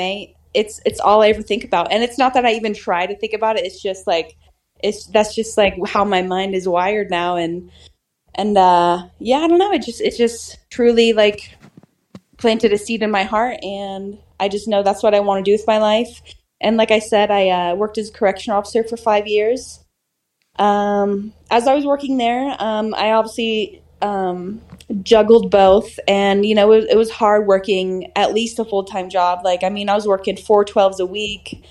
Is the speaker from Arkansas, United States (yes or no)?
no; Susanville, California, United States; I went to my local gym in my hometown, Susanville, California